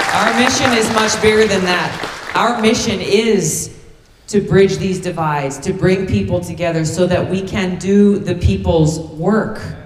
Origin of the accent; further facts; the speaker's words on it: Hawaii, United States; my home state of Hawaii